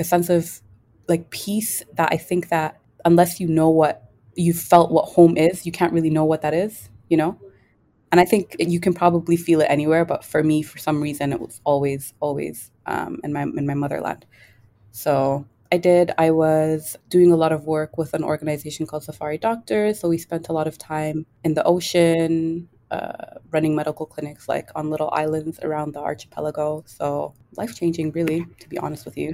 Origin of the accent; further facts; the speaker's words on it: Toronto, Ontario, Canada; I am Kenyan. I was born and raised in Toronto.